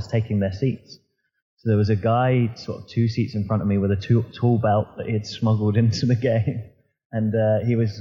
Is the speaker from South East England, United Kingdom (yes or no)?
yes; Southampton, South East England, United Kingdom; I'm born and bred Southampton